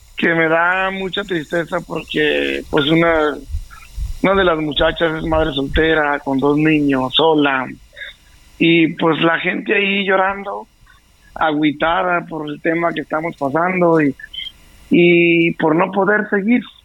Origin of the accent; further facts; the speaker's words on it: Jerez, Zacatecas, Mexico; also born or lived in United States; todos están aquí en, mi pueblo, en, mi estado